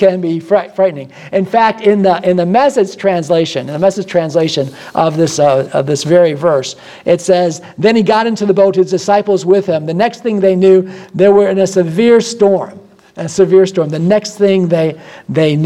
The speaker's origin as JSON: {"language": "English", "region": "Midwest", "country": "United States", "moved": "yes", "lives_now": "Florida, United States", "said": "I come from the Midwest"}